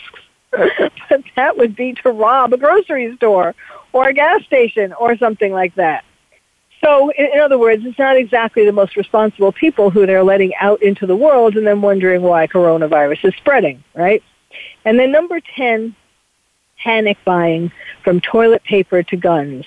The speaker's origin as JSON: {"language": "English", "region": "New York", "country": "United States", "accent": "New York", "said": "my New York accent"}